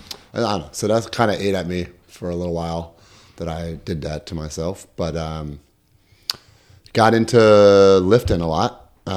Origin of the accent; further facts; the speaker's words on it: Kingston, New York, United States; also born or lived in Woodstock, New York; I grew up in Kingston, New York, upstate in the Catskills, original capital of New York. I lived in just outside Woodstock till I was 4. And then my parents built a house and we moved to Kingston.